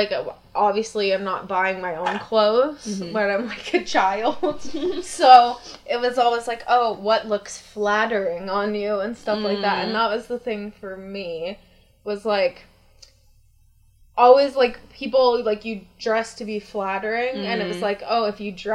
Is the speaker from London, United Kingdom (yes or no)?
no; Bradford, Yorkshire and the Humber, United Kingdom; We're little boys from Bradford